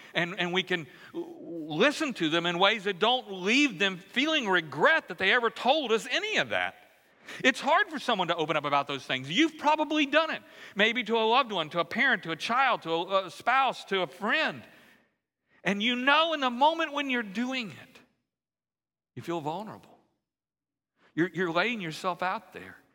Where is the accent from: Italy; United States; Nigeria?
United States; Central Louisiana; now in Houston, United States; growing up in Central Louisiana